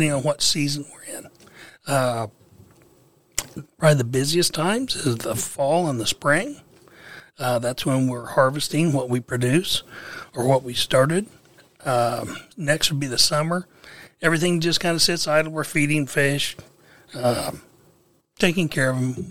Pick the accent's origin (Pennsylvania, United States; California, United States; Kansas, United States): Kansas, United States; Salina; I grew up in Salina, Kansas